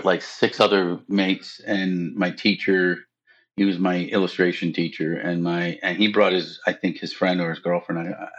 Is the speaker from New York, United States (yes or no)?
yes; Brooklyn, New York, United States; accent: Brooklyn; Because I was from Brooklyn, so she made fun of me a little bit.